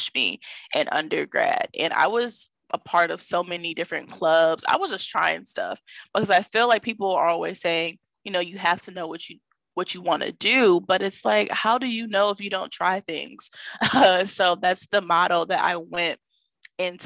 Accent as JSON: {"language": "English", "town": "Milwaukee", "region": "Wisconsin", "country": "United States", "tie": "born or raised there", "said": "my hometown of Milwaukee"}